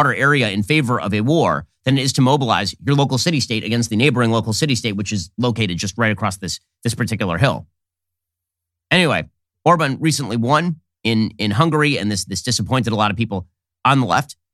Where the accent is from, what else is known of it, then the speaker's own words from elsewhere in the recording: Florida, United States; I'm, I'm from Florida.